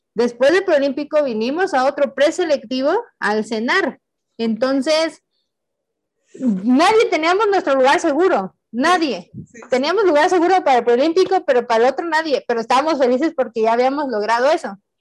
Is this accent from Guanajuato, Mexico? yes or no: no; Tehuacán, Puebla, Mexico; moved away as an adult; Tehuacán eh, en ese tiempo, pues era yo le digo mi pueblito bicicletero, ahorita ya es mi ciudad bicicletera